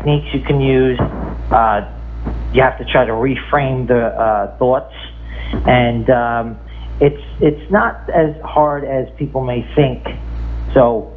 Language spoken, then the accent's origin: English; New York, United States; I grew up in New York.